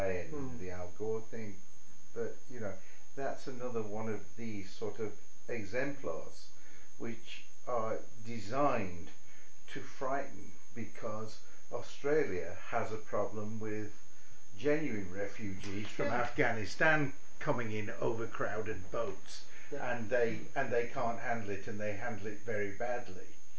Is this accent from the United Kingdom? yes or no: yes; Sheffield, Yorkshire and the Humber, United Kingdom; I'm originally from Sheffield myself.